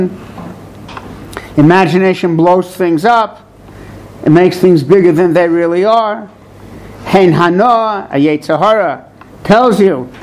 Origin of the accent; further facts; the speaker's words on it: New York City, New York, United States; I'm from Borough Park, that's why it's flat bushes, the wrong side of McDonald Avenue